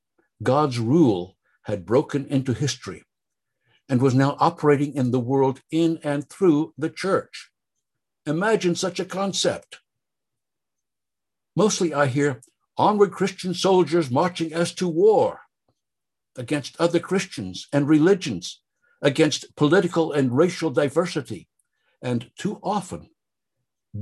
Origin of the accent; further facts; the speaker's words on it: the South, United States; Heaven was the focus of many gospel songs I grew up with in the South.